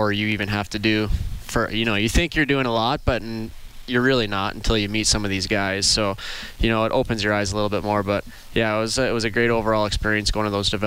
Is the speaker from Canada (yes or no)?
yes; Craven, Saskatchewan, Canada; Didn't even have boards back in my hometown in Saskatchewan.